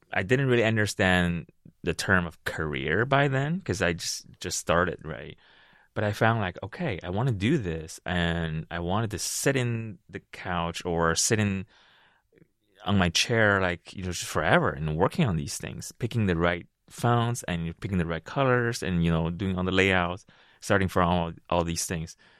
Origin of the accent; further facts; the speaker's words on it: Beijing, China; moved away; also born or lived in Ohio / Seattle; originally I'm from Beijing, China, and the first time I landed in this country was sixteen, seventeen years ago